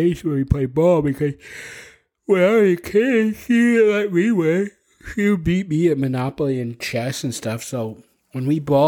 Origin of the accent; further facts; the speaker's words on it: New Jersey, United States; I'm from New Jersey